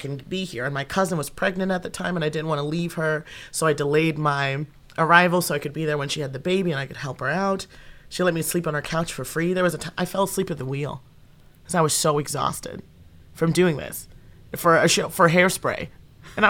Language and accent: English; the Northwest, Pacific Northwest, United States; moved away; I'm from the Northwest. Everybody wears flannel every day